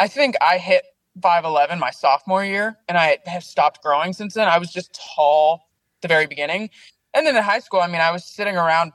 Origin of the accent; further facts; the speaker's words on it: Salem, Oregon, United States; Oregon. Born and raised in Oregon